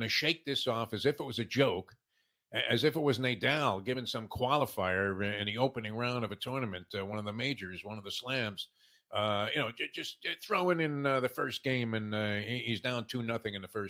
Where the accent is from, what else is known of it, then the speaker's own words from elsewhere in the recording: New York City, New York, United States; As a kid growing up in Brooklyn, New York, it was Clinton Avenue in Myrtle